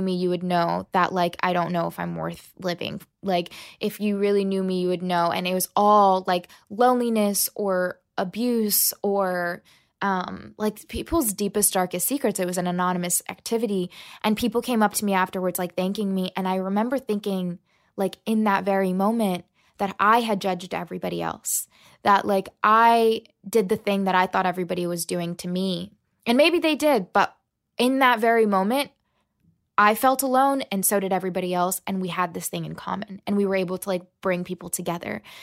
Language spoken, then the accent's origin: English; La Plata, Maryland, United States; also born or lived in Huntington, West Virginia / Birmingham, Alabama / Selma, Alabama; I was born in West Virginia, then I lived in Birmingham and Selma, Alabama, and then I grew up in Southern Maryland